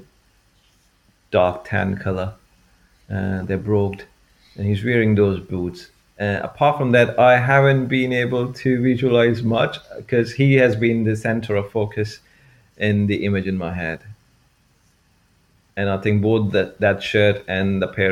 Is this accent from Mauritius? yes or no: no; India; moved away as an adult; also born or lived in Norwich; now in United Kingdom; I grew up in India